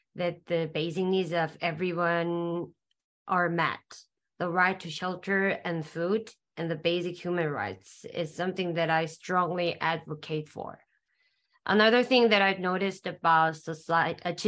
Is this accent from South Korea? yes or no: yes; South Korea; from South Korea, and I'm studying in Hangul University of Foreign Studies in Korea